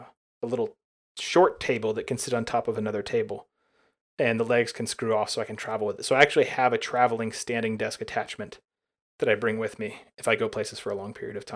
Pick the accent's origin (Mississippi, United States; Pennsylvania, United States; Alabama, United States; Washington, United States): Alabama, United States; You know, when I was growing up in Alabama, we did not have, we never bought cable at my parents' house.